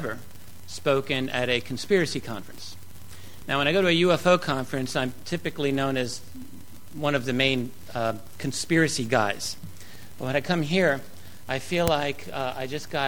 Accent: New York City, New York, United States; I'm from the New York City area.

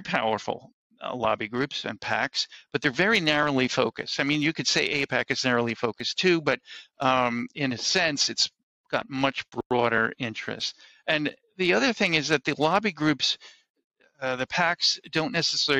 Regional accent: United States; I'm an American Jew

